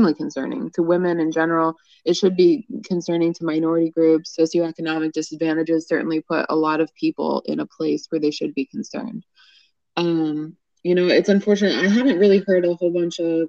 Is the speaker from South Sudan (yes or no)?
no; Northern Virginia, United States; also born or lived in Michigan; now in Baltimore, United States; I'm originally from Michigan, but grew up also in Northern Virginia, and now I'm here